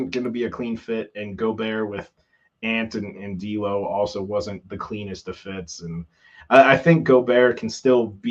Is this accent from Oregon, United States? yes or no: yes; Oregon, United States; I'm from Oregon.